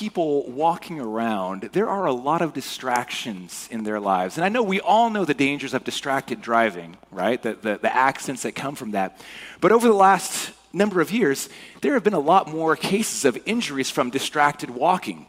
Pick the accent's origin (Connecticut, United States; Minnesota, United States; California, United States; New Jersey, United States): California, United States; Cypress; moved away; I grew up in Orange County, so in Cypress.